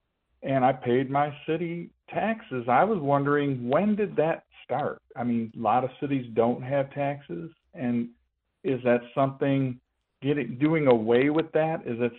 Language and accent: English; Detroit, Michigan, United States; now in Warren, United States; I grew up in Detroit, right across from Better Made's Potato Chips